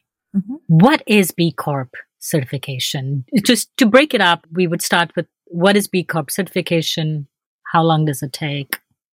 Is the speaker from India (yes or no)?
yes; India; in India, we wear a lot of silk.